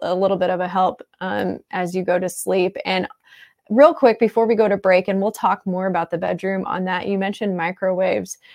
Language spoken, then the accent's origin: English; Midwest, United States; moved away as an adult; also born or lived in Florida / Saint Louis area; now in St. Louis, United States; I grew up in the Midwest